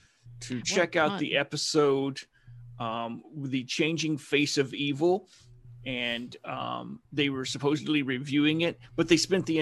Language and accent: English; Alabama, United States; I'm from Alabama.